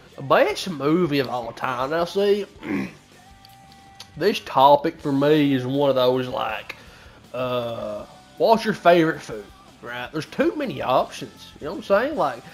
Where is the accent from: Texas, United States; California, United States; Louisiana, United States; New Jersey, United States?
California, United States; accent: country; It might not sound like it, but I'm from California.